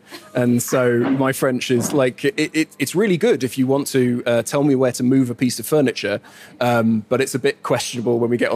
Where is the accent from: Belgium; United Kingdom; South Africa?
United Kingdom; moved away as an adult; now in Luxembourg; I am still inescapably British, you know? I mean, with a voice like this